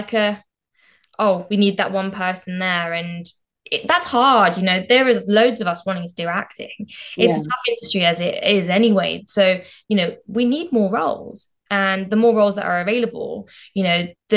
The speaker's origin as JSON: {"language": "English", "town": "Southall", "region": "London", "country": "United Kingdom", "tie": "born or raised there", "said": "I'm from Southall originally and, you know, grew up in Southall"}